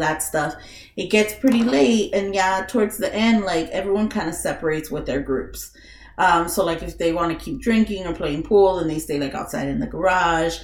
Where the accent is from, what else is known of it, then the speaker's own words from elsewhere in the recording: California, United States; moved away; I'm from California